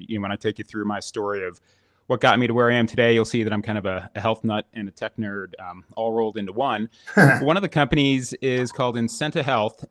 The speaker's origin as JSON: {"language": "English", "region": "Florida", "country": "United States", "tie": "born or raised there", "moved": "yes", "said": "I grew up in Florida"}